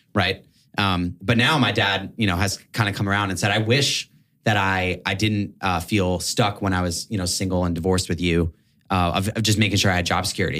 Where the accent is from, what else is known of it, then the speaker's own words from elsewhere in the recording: New York, United States; I'm from New York, New York, Upper West Side, Manhattan